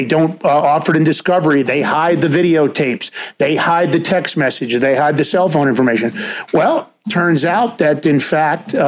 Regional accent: New York City, New York, United States; also born or lived in White Plains, New York; I grew up in Ford Mother Bronx, White Plains later

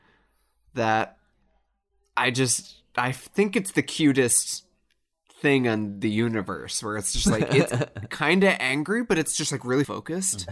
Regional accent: United States; I am from the United States.

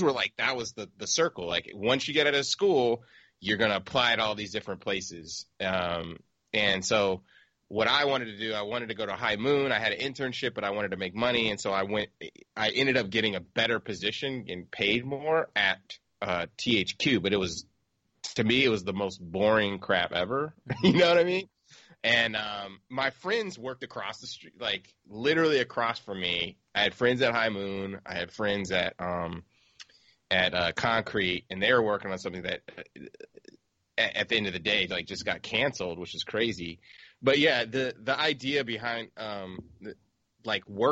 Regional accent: San Diego, California, United States; I grew up in San Diego

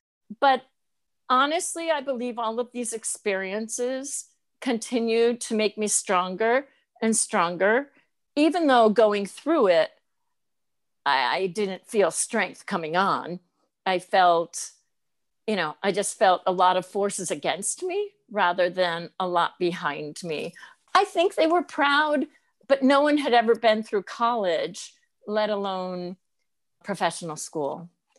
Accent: Albany, New York, United States; moved away as an adult; also born or lived in Georgetown; now in Rutland, United States; The Albany, New York area.

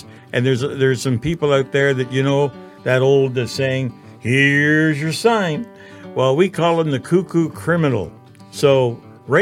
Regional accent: Toronto, Ontario, Canada; I was that kid that was born and raised in Toronto

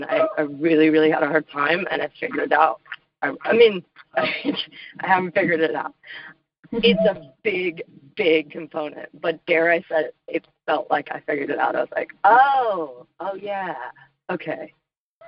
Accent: Washington, United States; also born or lived in Los Angeles, California; now in Nashville, United States; I'm from Washington State. I lived in L.A., now I live in Nashville, Tennessee

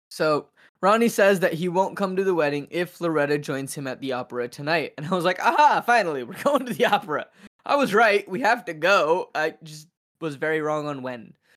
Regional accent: Seattle, Washington, United States; moved away; I'm from Seattle

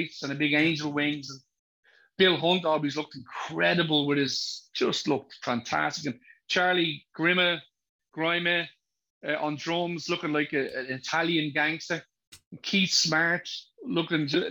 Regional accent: Dublin, Leinster, Ireland; accent: thick Dublin; where I was born, which is Drimnagh

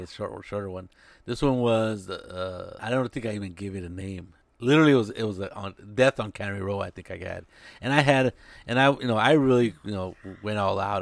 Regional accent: Salinas, California, United States; I was growing up in Salinas

